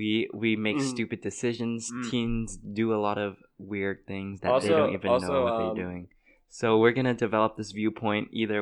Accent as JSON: {"language": "English", "country": "United States", "said": "I'm Asian. I'm Chinese American."}